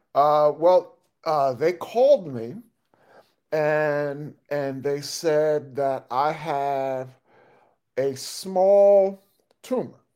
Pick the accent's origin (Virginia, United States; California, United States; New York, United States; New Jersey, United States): New York, United States; moved away; I'm originally from New York.